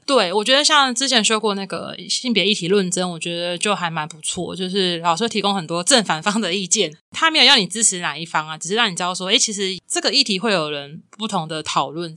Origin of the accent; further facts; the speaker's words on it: Kinmen County, Taiwan; moved away as an adult; 我在金门读到高中，然后大学是在平教大读的